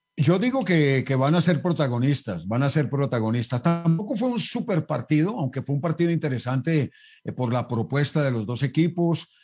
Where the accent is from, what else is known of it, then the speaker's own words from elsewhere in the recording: Colombia; also born or lived in Belgium; El futbolista colombiano, el futbolista colombiano, tenemos una tendencia a ese conformismo